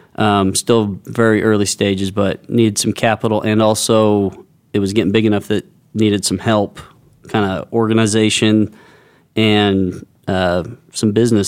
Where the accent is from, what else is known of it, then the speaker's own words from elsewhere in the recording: United States; I grew up on the Indian Reservation, which was pretty segregated between cowboys, Indians, and then about five of us who were skaters